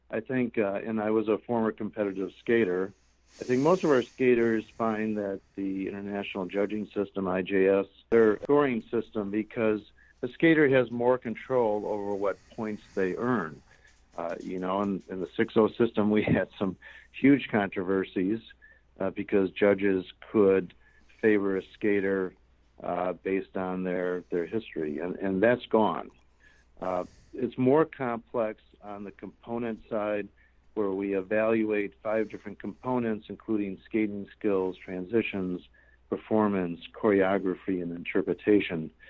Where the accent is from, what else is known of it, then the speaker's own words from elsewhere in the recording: Chicago, Illinois, United States; 50 degrees warmer than my hometown Chicago.